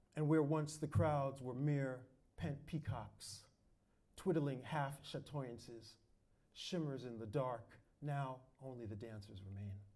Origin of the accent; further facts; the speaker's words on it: New York, United States; moved away; also born or lived in Europe; I was born and raised in New York